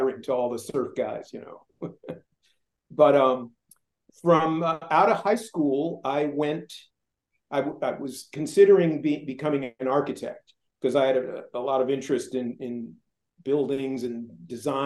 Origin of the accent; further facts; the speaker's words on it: Culver City, California, United States; I grew up in Culver City